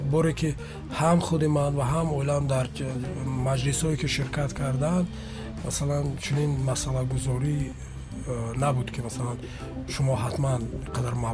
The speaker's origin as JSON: {"language": "Tajik", "town": "Joybodon", "region": "Districts of Republican Subordination", "country": "Tajikistan", "tie": "born there", "said": "ман як нуктаро бояд бигӯям ки соли 1973 дар ҷумҳурии тоҷикистон буд ба дунё омадам"}